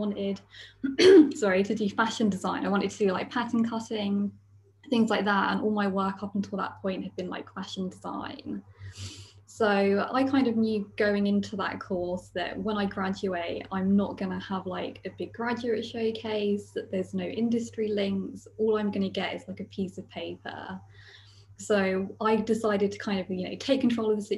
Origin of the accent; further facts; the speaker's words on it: Basingstoke, South East England, United Kingdom; my hometown where I'm from, which is Basingstoke